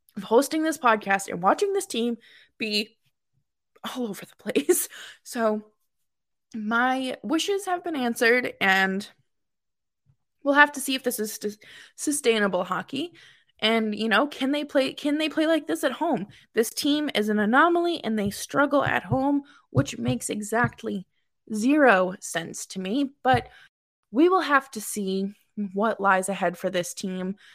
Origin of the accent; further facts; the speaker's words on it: Boston, Massachusetts, United States; moved away as an adult; also born or lived in upstate New York; now in New York, United States; I am from Boston, born and raised, moved to upstate New York uh, two years ago